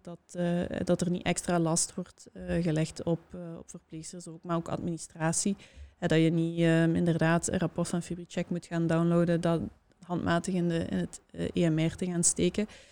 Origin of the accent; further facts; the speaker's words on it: Hasselt, Flanders, Belgium; ik kom uit Hasselt